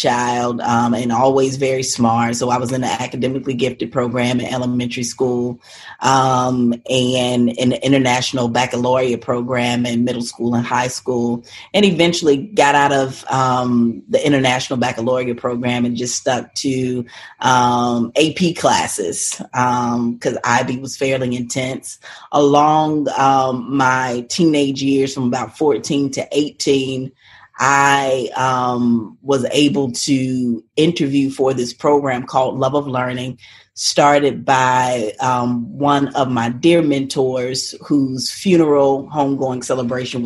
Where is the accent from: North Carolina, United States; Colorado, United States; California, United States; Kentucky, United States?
North Carolina, United States; Charlotte; I grew up in Charlotte, North Carolina.